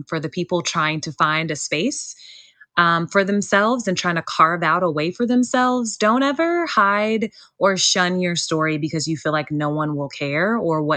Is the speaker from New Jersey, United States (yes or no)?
no; Gary, Indiana, United States; also born or lived in Hobart, Indiana / Wilmington, North Carolina; now in North Carolina, United States; I grew up in Gary, but I went to school in the Maryville, like Hobart area